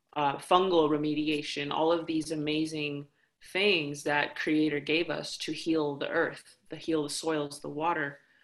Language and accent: English; United States; I come from the Navajo Nation, the Dene Nation